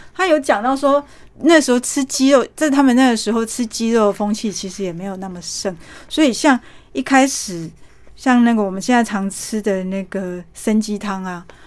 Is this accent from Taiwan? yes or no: yes; Taiwan; 我们台湾人